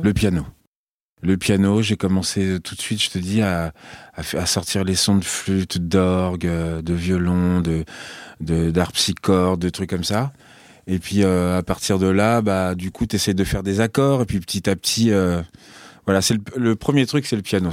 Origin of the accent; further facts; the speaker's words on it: Nogent, France; chez moi à Nogent, quand j'étais petit